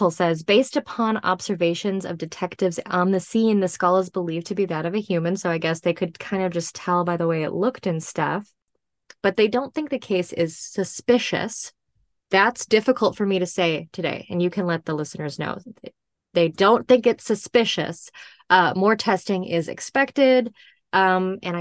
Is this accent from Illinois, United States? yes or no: yes; Chicago, Illinois, United States; I'm from Chicago